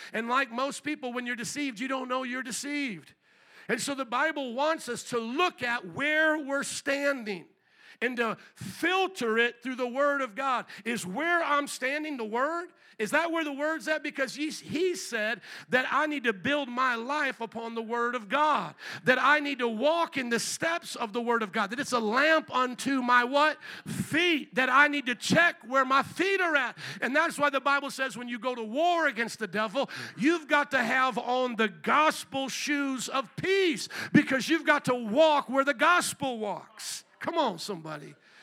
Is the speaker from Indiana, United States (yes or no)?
yes; Fort Wayne, Indiana, United States; I'm from Fort Wayne, Indiana